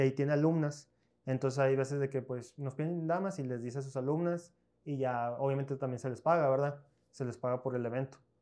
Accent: Piedras Negras, Coahuila, Mexico; also born or lived in Monclova, Coahuila, Mexico; Yo no soy de aquí, yo soy de Muclova, yo soy nacido en Muclova, pero tengo prácticamente toda mi vida viviendo aquí en Piedra

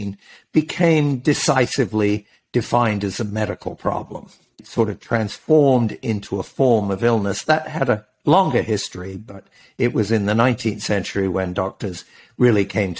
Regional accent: England, United Kingdom; moved away as an adult; also born or lived in Scotland / Africa / Oxford / Princeton; now in United States; I grew up mostly in England. I was actually born in Scotland, but moved to England when I was all of 2 months old

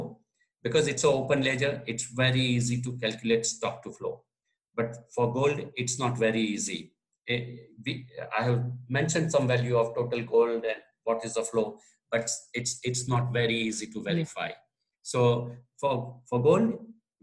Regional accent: Gujarat, India; first language Gujarati; English is a second language; also born or lived in United Kingdom; I translated it into Gujarati, which is my mother tongue. So being Gujarati

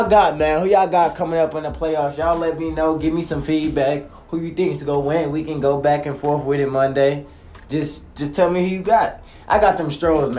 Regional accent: Beaumont, Texas, United States; I'm from Beaumont. Beaumont, Texas, right by Houston

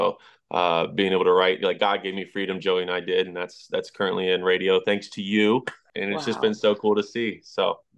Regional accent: Indiana, United States; I'm from Indiana

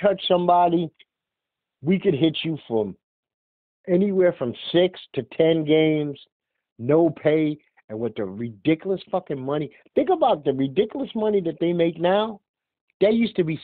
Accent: New York City, New York, United States; being born and raised in Brooklyn

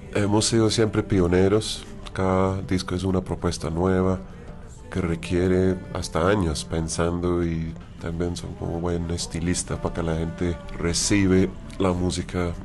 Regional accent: London, United Kingdom; Spanish is a second language; moved away; yo siendo un inglés londinense

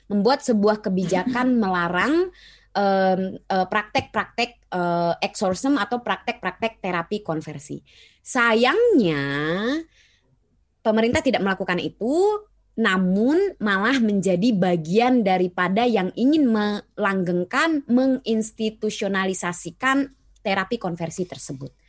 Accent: Indonesia; born there; Kalau boleh milih sih saya juga nyesel lahir di Indonesia ya kan.

